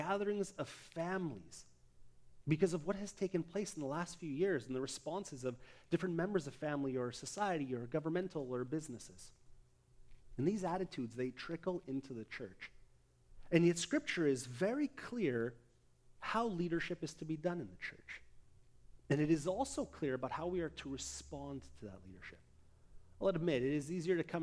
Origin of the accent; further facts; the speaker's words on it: Abbotsford, British Columbia, Canada; my hometown, Abbotsford